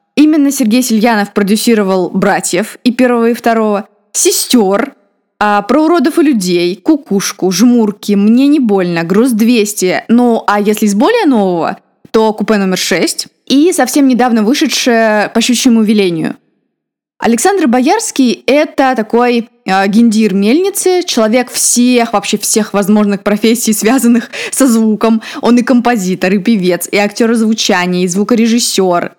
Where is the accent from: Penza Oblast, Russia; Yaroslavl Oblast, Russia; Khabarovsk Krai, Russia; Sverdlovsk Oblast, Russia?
Yaroslavl Oblast, Russia; Rostov; Мы с ним земляки. Я родом из Ростова Великого